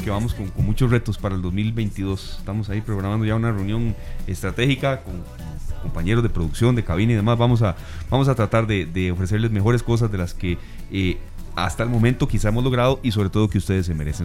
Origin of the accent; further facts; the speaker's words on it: Costa Rica; como, costarricenses